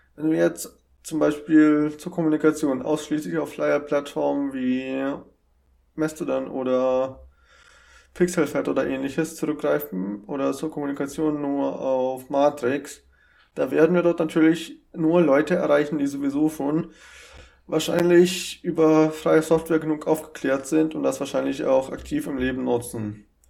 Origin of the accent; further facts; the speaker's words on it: Germany